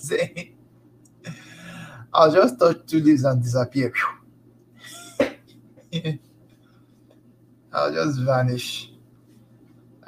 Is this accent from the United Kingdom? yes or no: no; Nigeria; us in Nigeria